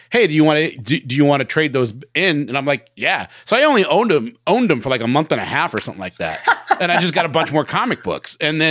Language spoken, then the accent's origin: English; Bremerton, Washington, United States; I grew up in Bremerton in Washington, so did Johnny.